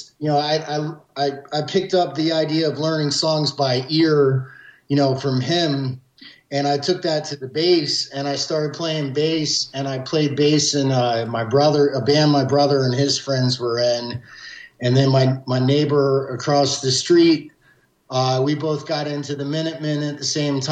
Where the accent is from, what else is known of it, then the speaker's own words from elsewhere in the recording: Jacksonville, Florida, United States; I grew up in Jacksonville, Florida